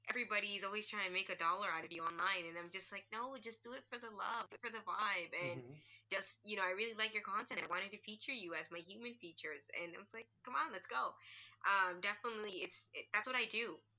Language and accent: English; Toronto, Ontario, Canada; I am from Toronto, Canada